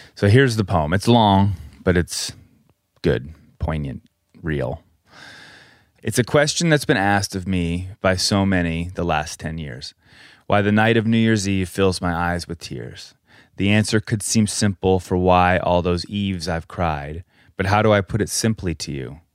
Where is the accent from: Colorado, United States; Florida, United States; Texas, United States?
Colorado, United States; moved away; We grew up in Colorado